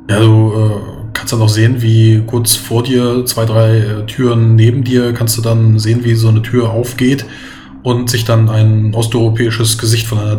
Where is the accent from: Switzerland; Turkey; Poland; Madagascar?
Poland; Nee, das war kein Polnisch. Ich bin Pole.